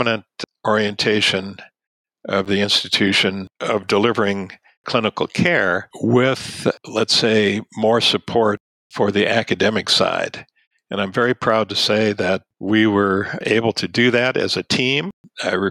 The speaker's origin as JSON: {"language": "English", "town": "Ann Arbor", "region": "Michigan", "country": "United States", "tie": "born or raised there", "also_born_or_lived": "Tübingen / Washington, D.C.", "said": "my hometown"}